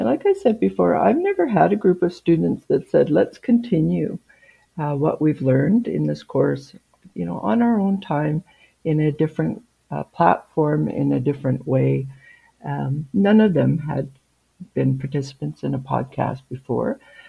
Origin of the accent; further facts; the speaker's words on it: Kisukus First Nation, Saskatchewan, Canada; now in Kamloops, Canada; And I'm from Kisukus First Nation, which is a Soto community about halfway down the province in Saskatchewan, very close to the Manitoba border. And my family is from the Bear Clan.